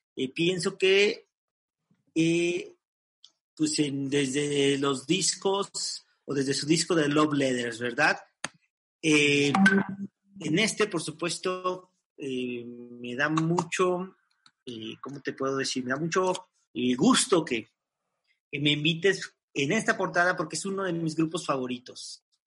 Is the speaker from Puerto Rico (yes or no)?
no; Mexico; para nosotros como mexicanos